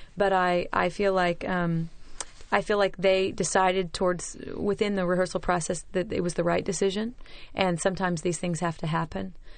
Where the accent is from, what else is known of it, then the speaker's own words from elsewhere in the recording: Oklahoma, United States; I'm from Oklahoma